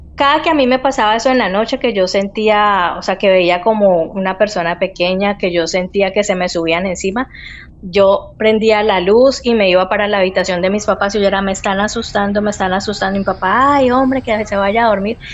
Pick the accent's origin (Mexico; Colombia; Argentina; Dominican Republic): Colombia; Cali, Valle del Cauca; moved away as an adult; now in Spain; yo soy de Colombia, eh, soy de una ciudad que se llama Cali